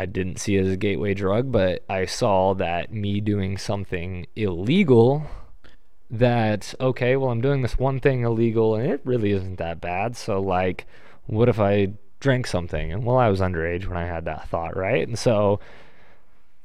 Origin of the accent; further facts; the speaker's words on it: Lexington, Kentucky, United States; my hometown of Lexington, Kentucky